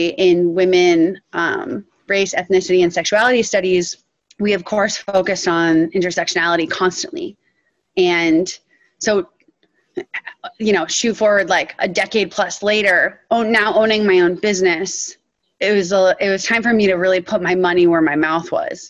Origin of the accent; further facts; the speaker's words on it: Western Massachusetts, United States; I grew up in Western Massachusetts, this incredibly liberal, intellectual community.